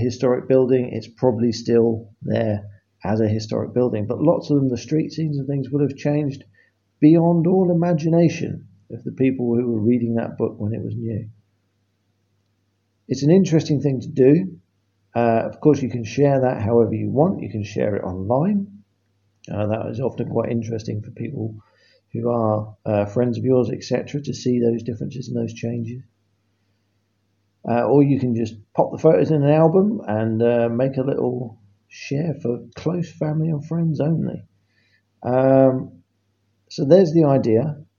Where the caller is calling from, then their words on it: England, United Kingdom; I am calling from England, which is a part of Great Britain.